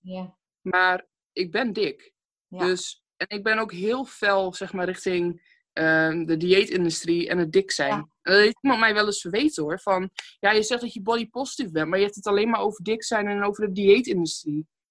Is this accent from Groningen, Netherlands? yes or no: yes; Stadskanaal, Groningen, Netherlands; ik kom uit Stadskanaal, geboren en getogen. Stadskanaal is een heel klein dorpje ergens in Groningen